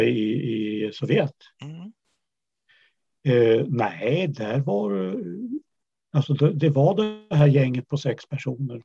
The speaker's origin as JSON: {"language": "Swedish", "town": "Uppsala", "region": "Uppsala County", "country": "Sweden", "tie": "born or raised there", "also_born_or_lived": "Kattakurgan, Uzbekistan", "said": "jag växte upp i Uppsala."}